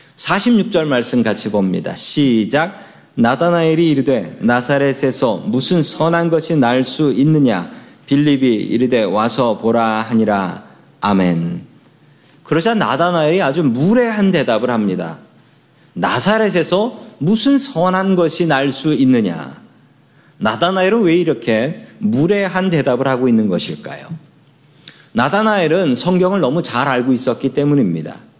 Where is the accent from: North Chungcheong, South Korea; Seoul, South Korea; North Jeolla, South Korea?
Seoul, South Korea; 저의 고향은 서울입니다